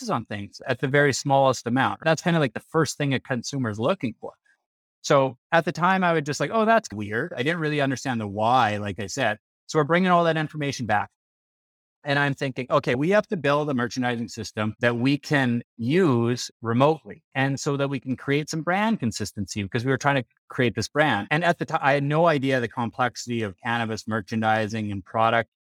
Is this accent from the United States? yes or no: no; Regina, Saskatchewan, Canada; now in Calgary, Canada; I'm Canadian. I'm from Canada, born and raised in Regina, Saskatchewan.